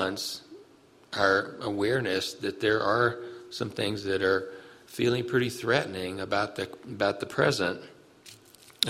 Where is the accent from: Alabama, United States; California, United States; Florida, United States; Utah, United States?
Alabama, United States; Birmingham; in 1963 in Birmingham, which is my hometown